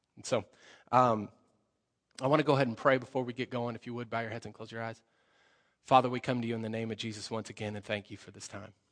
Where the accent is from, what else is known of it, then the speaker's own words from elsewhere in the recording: Colorado, United States; moved away; I come from Colorado, so I speak a little bit faster.